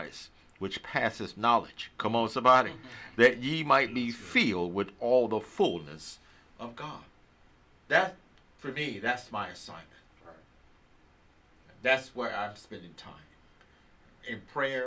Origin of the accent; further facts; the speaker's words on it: United States; I'm from America